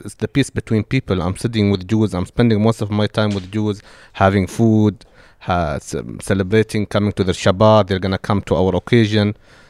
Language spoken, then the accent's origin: English; Abu Dhabi, United Arab Emirates; Yes, I'm born in the UAE. I'm from Abu Dhabi. I'm from the capital.